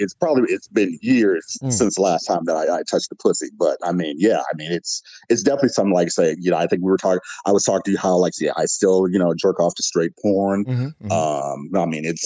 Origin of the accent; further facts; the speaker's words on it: Midwest, United States; The Midwest, essentially. Okay. I've kind of like my family moved around or whatever like that. So I'd say like basically Midwest.